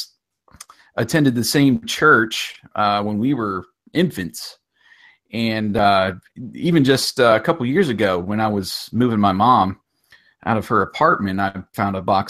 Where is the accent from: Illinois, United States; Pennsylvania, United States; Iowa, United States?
Pennsylvania, United States; Curwensville; moved away as an adult; also born or lived in Georgia / Montgomery; I grew up in a small town called Kerwinsville